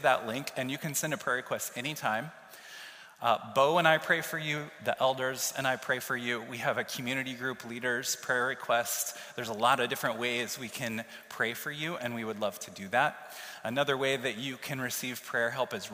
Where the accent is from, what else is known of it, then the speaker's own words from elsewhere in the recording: Kansas City, Missouri, United States; moved away as an adult; now in Iowa City, United States; I lived in my hometown of Kansas City, Missouri for 22 years